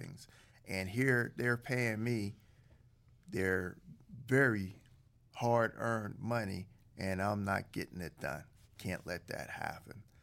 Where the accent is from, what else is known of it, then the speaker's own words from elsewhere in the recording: Aliquippa, Pennsylvania, United States; a small town outside Pittsburgh called Aliquippa